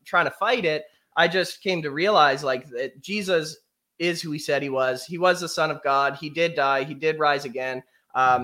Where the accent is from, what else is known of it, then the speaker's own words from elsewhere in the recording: Canada; I grew up here in Canada.